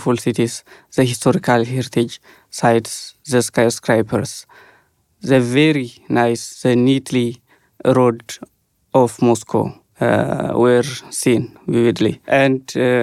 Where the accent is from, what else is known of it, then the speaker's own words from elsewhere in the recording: Ethiopia; I am from Ethiopia